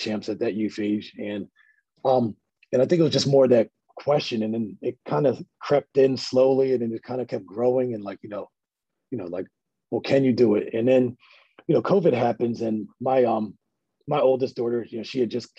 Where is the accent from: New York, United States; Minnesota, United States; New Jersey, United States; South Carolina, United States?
New Jersey, United States; Millville; we're from Millville